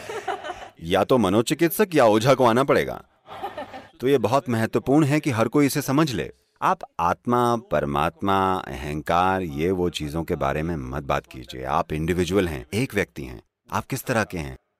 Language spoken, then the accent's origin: Hindi; India; मैं भारत से हूँ